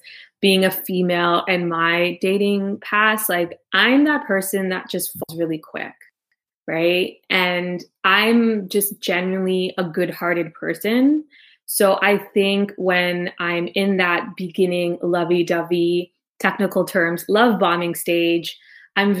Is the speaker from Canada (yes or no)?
yes; Toronto, Ontario, Canada; moved away as an adult; also born or lived in Trinidad; I was born in Toronto, Canada, both my parents are from Trinidad.